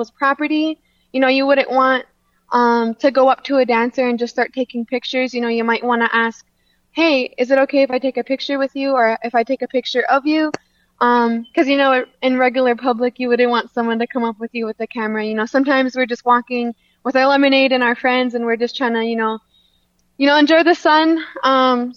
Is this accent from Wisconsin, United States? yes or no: yes; Lac du Flambeau, Wisconsin, United States; also born or lived in Sisseton, South Dakota; I'm Bear Clan from Lac de Flambeau, Wisconsin.